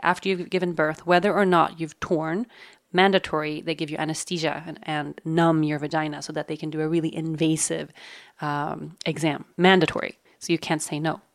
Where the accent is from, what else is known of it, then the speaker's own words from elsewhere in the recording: Sweden; moved away; in my home country of Sweden